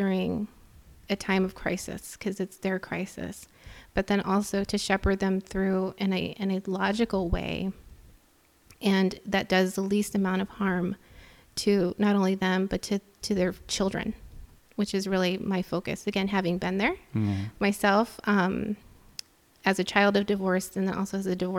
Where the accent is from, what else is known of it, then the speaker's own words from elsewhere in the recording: Texas, United States; moved away as an adult; now in Chicago, United States; growing up in Texas, growing up in a you know, Hispanic household